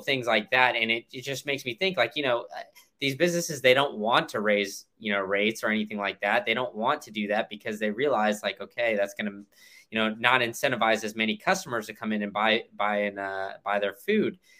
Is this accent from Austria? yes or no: no; Austin, Texas, United States; now in Tampa, United States; I live in, in Tampa, and like I, I mentioned before, I, I grew up in Austin